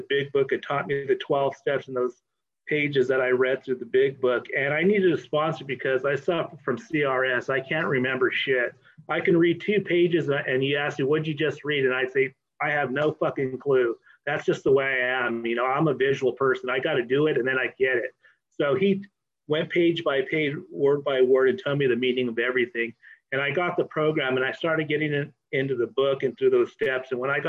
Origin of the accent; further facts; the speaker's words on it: Oxnard, California, United States; I'm an alcoholic from Oxnard